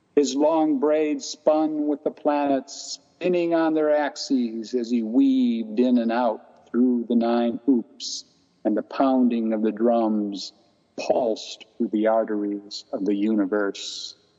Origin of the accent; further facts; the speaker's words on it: Michigan, United States; the city I grew up here in Michigan was a very isolated white only community when I was growing up